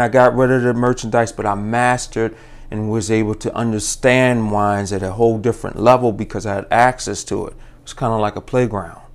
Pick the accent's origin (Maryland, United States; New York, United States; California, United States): Maryland, United States; Baltimore; also born or lived in Virginia; born and raised in Baltimore, uh, lived in Virginia, went to Virginia State